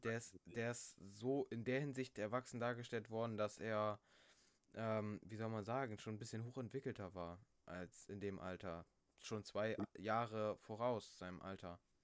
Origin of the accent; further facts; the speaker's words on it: Germany; Bei uns in Deutschland